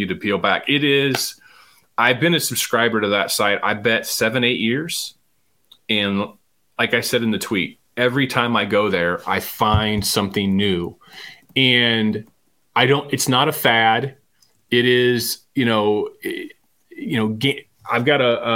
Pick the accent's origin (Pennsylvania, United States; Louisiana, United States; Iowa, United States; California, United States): Iowa, United States; Eastern; being a kid growing up in Eastern Iowa